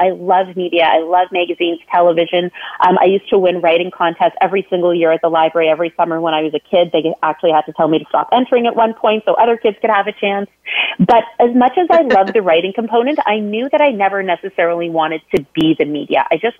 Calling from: Toronto, Ontario, Canada; So I'm dialing in from Toronto, Ontario, Canada today.

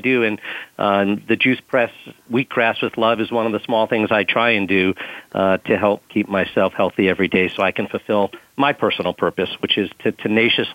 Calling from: New York City, New York, United States; I am calling from New York City, Times Square, the center of Manhattan to be exact

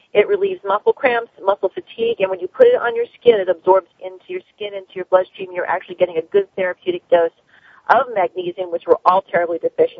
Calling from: Florida, United States; and I am calling you from South Florida.

